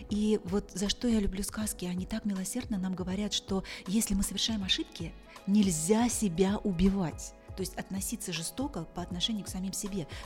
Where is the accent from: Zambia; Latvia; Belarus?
Zambia; В Замбии, да.